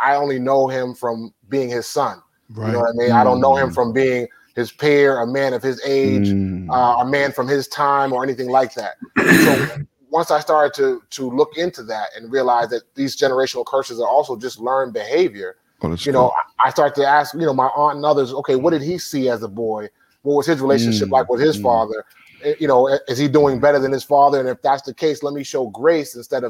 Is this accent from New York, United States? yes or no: no; Boston, Massachusetts, United States; I'm from Roxbury, where … is from.